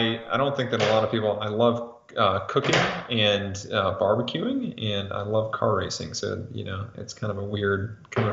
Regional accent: North Georgia, United States; now in Hendersonville area, North Carolina, United States; Well, I grew up in North Georgia originally

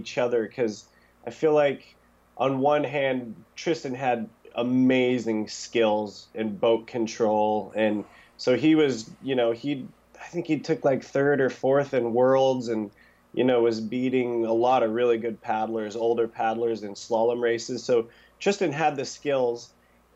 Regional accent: Grangeville, Idaho, United States; I was born in Grangeville, Idaho, at Mountain Syringa Hospital, 8 a.m.

